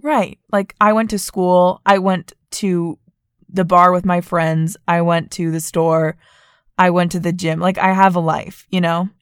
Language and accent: English; Vermont, United States; moved away as an adult; I grew up in Vermont and, like, it's very white